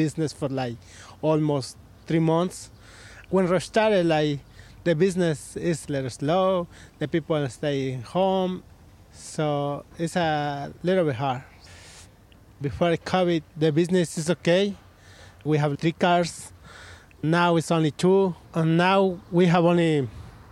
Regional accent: Puebla, Mexico; English is a second language; moved away as an adult; now in Connecticut, United States; I'm from Puebla, Mexico, and come to Connecticut like 2008.

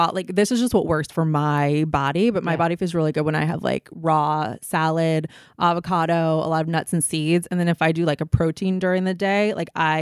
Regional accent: Indiana, United States; growing up in Indiana?

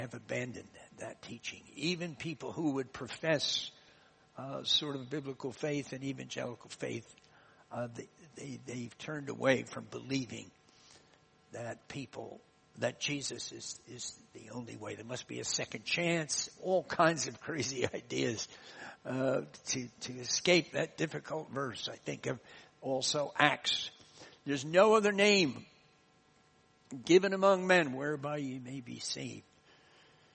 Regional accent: United States; accent: American; moved away; my American accent

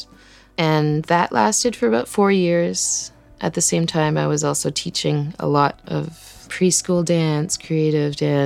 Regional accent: Burns Lake, British Columbia, Canada; also born or lived in Cape Town, South Africa; I grew up in Burns Lake, which is like a tiny little town in northern BC in the middle of nowhere

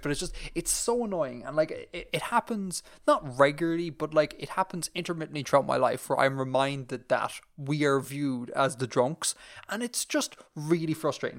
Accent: Ireland

